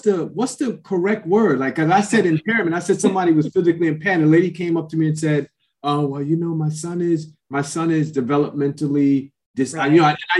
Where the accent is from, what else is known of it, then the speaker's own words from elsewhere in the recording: New York City, New York, United States; I grew up in New York City